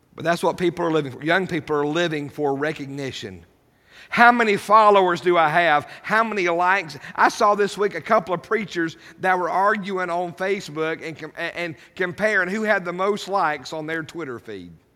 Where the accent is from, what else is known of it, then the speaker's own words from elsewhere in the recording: United States; as an American citizen